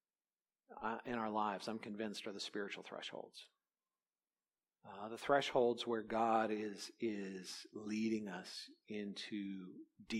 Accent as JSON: {"language": "English", "region": "California", "country": "United States", "tie": "born or raised there", "said": "Growing up in California, I was very aware of thresholds because as a kid, we did a lot of earthquake, you know, drills"}